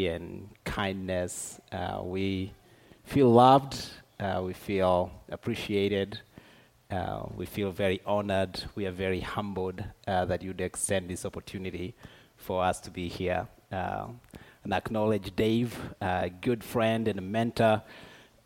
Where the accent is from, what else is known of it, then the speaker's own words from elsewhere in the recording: Tanzania; moved away as an adult; now in Dallas, United States; I am originally from Tanzania, but Dallas is home now for me